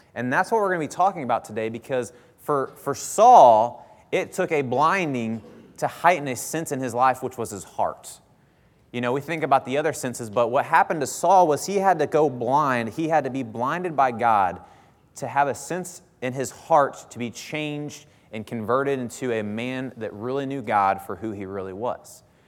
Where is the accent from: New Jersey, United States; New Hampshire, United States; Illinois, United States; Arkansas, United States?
Illinois, United States; Bethalto; now in Troy, United States; I grew up in Bethalto. Uh, well, I actually grew up in Cottage Hills, which is the outskirts of Bethalto